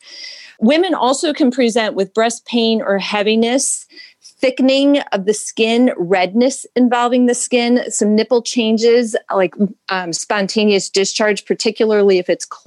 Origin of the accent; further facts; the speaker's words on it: Syracuse, New York, United States; moved away as an adult; also born or lived in Ithaca, New York; now in Cleveland, United States; I was born in Syracuse, New York